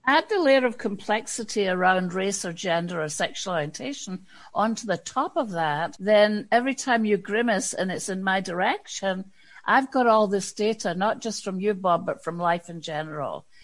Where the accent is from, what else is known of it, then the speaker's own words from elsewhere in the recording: Scotland, United Kingdom; moved away as an adult; a white woman from Scotland